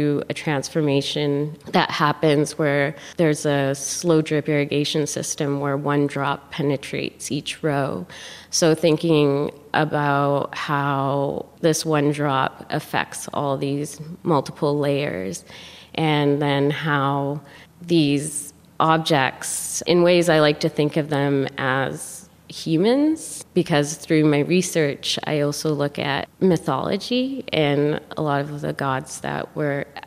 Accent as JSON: {"language": "English", "country": "Canada", "tie": "born or raised there", "also_born_or_lived": "Khartoum, Sudan", "said": "I was born in Khartoum, Sudan, and grew up in Canada."}